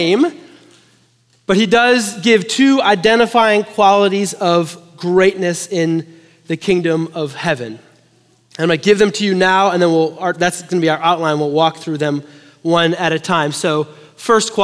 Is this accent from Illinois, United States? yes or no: yes; Chicago, Illinois, United States; now in Texas, United States; I'm from Chicago. We love hockey